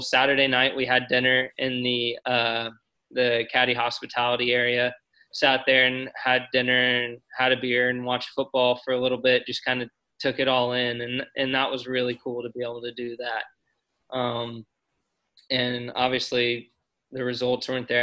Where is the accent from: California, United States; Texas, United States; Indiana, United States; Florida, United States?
Indiana, United States; Columbus; I loved growing up in Indiana